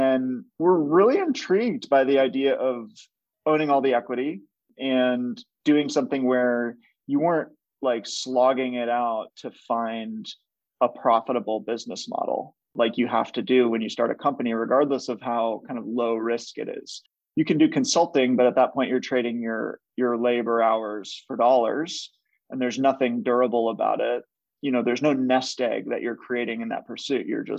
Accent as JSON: {"language": "English", "region": "Minnesota", "country": "United States", "tie": "born or raised there", "said": "I was born and raised in Minnesota"}